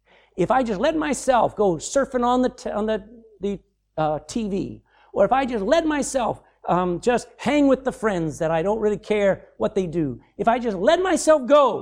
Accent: the South, United States; accent: Southern; my accent was probably still a little bit southern at that point.

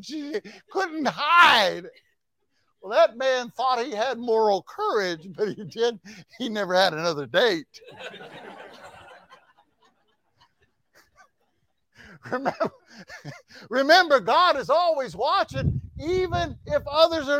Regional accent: Texas, United States; I said, "Texas."

